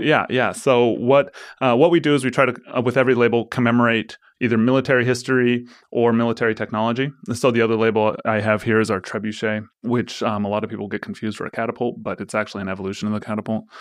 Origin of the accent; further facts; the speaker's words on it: Forest Grove, Oregon, United States; I grew up in Forest Grove, so, I mean, I grew up in Pinot Noir country